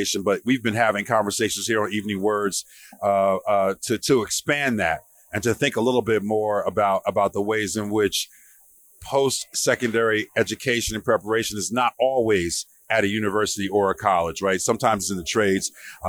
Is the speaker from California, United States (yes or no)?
no; Newark, New Jersey, United States; the kind of neighborhood I grew up in Newark, New Jersey